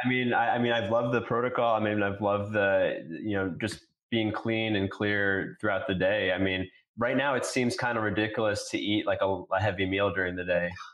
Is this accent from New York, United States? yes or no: yes; New York, United States; I grew up in New York.